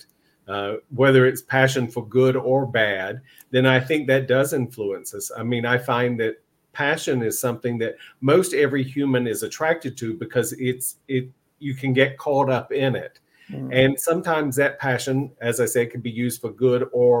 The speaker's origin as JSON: {"language": "English", "region": "Eastern North Carolina", "country": "United States", "tie": "born or raised there", "said": "I grew up in Eastern North Carolina in a Free Will Baptist church."}